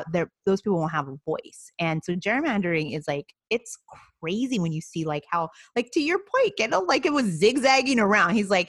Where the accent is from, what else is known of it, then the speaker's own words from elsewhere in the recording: Watsonville, California, United States; I'm from Watsonville, and we're in Santa Cruz County